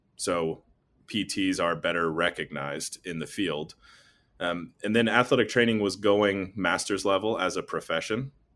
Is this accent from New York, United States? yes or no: no; North Carolina, United States; moved away as an adult; also born or lived in Nashville, Tennessee / Columbus, Ohio; I'm from North Carolina originally